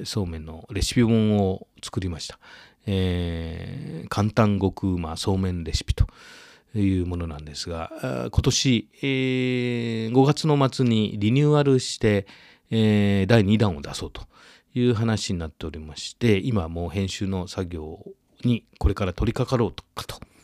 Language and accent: Japanese; Yamatokoriyama, Nara, Japan; 僕は実はその奈良県の郡山高校出身だった